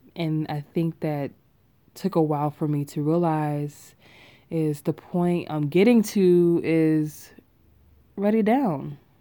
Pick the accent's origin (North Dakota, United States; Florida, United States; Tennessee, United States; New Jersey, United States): Tennessee, United States; Chattanooga; moved away as an adult; now in Atlanta, United States; I'm from Chattanooga, Tennessee.